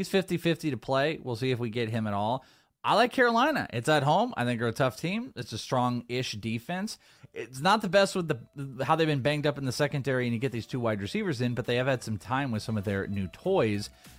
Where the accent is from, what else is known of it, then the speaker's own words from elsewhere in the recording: Wales, United Kingdom; I'm Welsh.